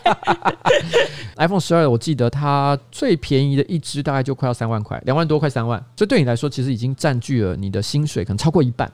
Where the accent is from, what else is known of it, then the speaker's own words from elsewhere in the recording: Taoyuan, Taiwan; 我是桃园人， 但是问题是我没有一天到晚在桃园混，而且我台，台语没有很好